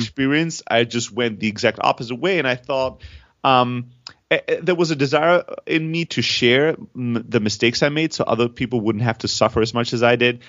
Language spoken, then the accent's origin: English; Germany; moved away; also born or lived in Greece; I'm originally from Greece. I grew up in Germany